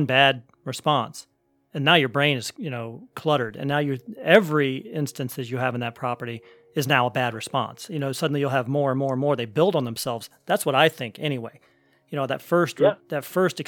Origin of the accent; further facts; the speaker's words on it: Northeast Ohio, United States; also born or lived in Columbus, Ohio; I'm from Northeast Ohio, but I lived in Columbus for about 20 years